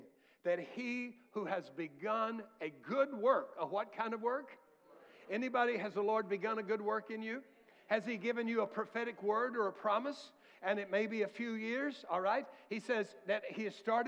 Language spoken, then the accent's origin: English; United States; I was born in America, not in a third world country